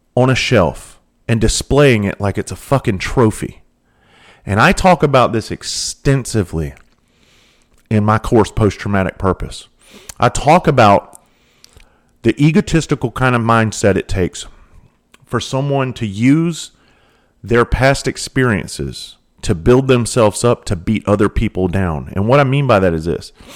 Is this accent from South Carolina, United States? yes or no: yes; the South, South Carolina, United States; I grew up in the South. I grew up around hunting and fishing.